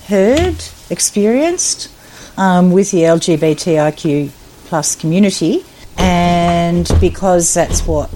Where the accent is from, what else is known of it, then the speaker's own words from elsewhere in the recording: Goulburn Valley, Victoria, Australia; also born or lived in Mildura, Victoria / Melbourne; I've lived the majority of my life in the Goulburn Valley. I was born in Mildura, so moved down here eventually when I was a little girl